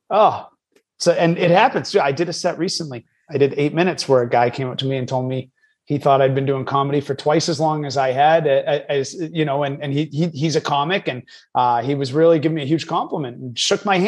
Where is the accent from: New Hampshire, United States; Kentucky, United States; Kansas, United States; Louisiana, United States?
New Hampshire, United States; moved away as an adult; also born or lived in New York City / Boston; now in Los Angeles, United States; I'm born and raised in New Hampshire.